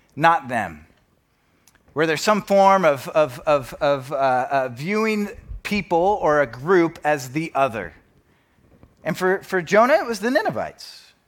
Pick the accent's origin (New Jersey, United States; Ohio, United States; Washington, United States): Washington, United States; Spokane; moved away as an adult; now in Bellevue, United States; I grew up in Spokane